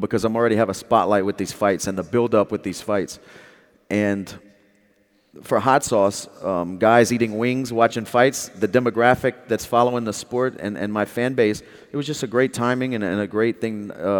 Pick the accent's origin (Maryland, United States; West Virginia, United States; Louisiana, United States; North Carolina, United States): Louisiana, United States; I'm also from Louisiana, and we take our hot sauce serious in Louisiana.